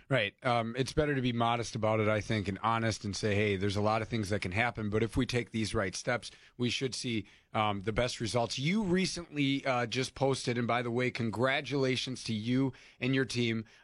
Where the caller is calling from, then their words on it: Blaine, United States; I'm calling from Blaine.